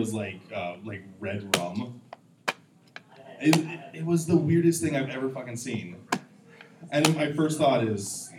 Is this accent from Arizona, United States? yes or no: yes; Tucson, Arizona, United States; I'm from Tucson.